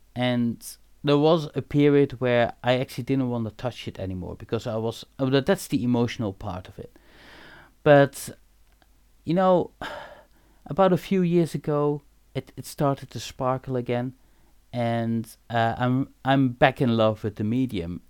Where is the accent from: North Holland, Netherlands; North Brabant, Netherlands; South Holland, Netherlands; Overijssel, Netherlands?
North Brabant, Netherlands; Eindhoven; I'm born and raised in Eindhoven